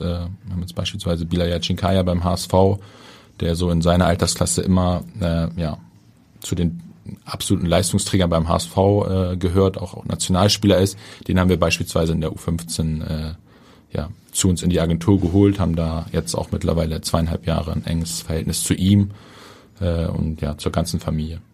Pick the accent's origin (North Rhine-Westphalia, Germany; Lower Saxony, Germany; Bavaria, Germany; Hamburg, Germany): Hamburg, Germany; als Hamburger, als gebürtiger Hamburger